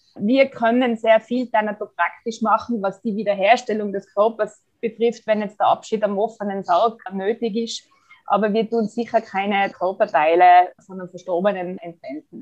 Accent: Tyrol, Austria; bei uns in Tirol

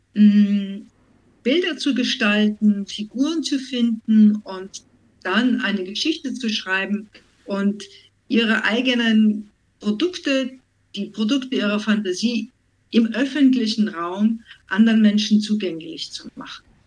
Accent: Vienna, Austria; also born or lived in Schleswig-Holstein; now in Germany; stamme ursprünglich aus Wien, lebe schon viele, viele Jahre in Deutschland

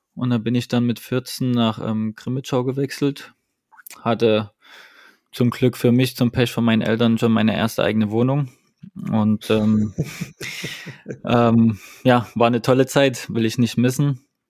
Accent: Dresden, Saxony, Germany; also born or lived in Nuremberg; now in Düsseldorf, Germany; 31 Jahre alt, komme gebürtig aus Dresden

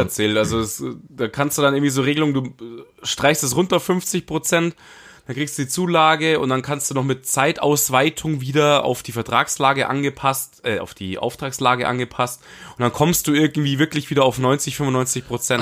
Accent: Munich, Bavaria, Germany; now in Dachau, Germany; ich bin Münchner Kindl.

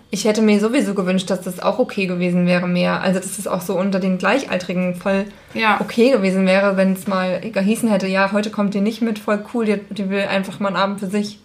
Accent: Schmalkalden, Thuringia, Germany; Schmalkalden ist der Ort, wo ich herkomme

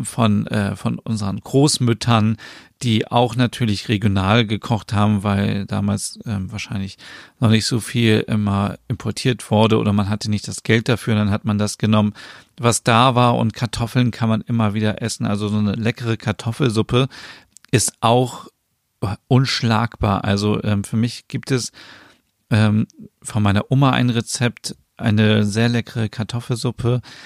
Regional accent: Germany; bei uns in Deutschland

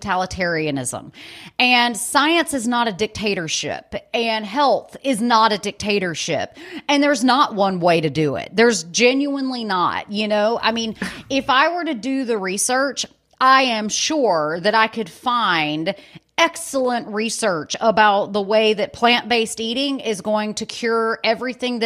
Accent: Birmingham, Alabama, United States; moved away as an adult; also born or lived in California; I'm originally from Birmingham, Alabama

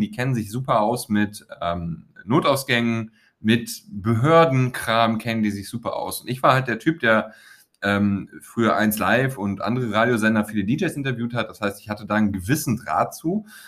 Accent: Weeze, North Rhine-Westphalia, Germany; meine Kumpels aus Weze, aus dem Ort, wo ich herkomme, das Weze hat 10.000 Einwohner, liegt an der holländischen Grenze, nördlich von Düsseldorf

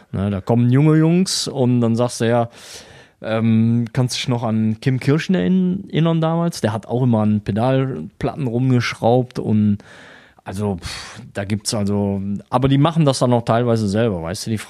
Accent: Würselen, North Rhine-Westphalia, Germany; now in Weisweiler, Germany; Ich bin gebürtig aus Würseln, das liegt bei Aachen, ah, ja. so circa 10 Kilometer, 5 bis 10 Kilometer von Aachen weg. Und bin seit knapp neun Jahren in Weißweiler.

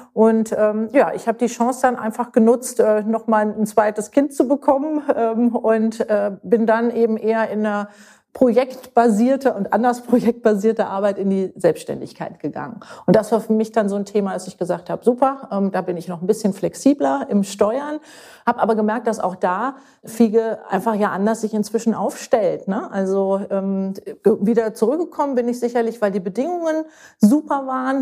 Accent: Berlin, Germany; moved away as an adult; also born or lived in Munich; now in Münster, Germany; in München geboren, in Berlin aufgewachsen bin

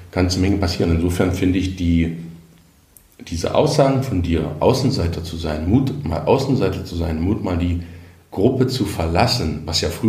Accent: East Germany, Germany; aus dem Osten der Republik, aus dem geteilten Deutschland.

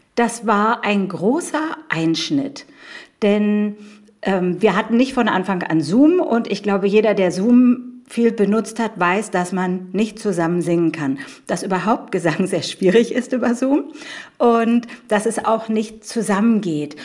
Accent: Berlin, Germany; Ich bin gebürtige Berlinerin

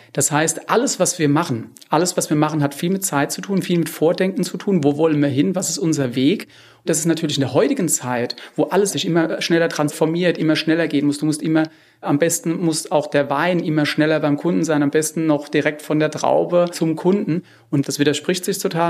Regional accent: Rheinhessen, Rhineland-Palatinate, Germany; ich komme jetzt aus Rheinhessen

